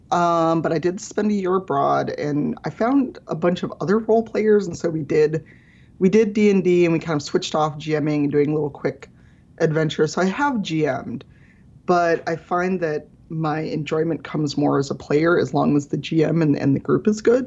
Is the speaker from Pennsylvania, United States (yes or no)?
no; Chicago, Illinois, United States; I grew up in Chicago South Side as a as a black person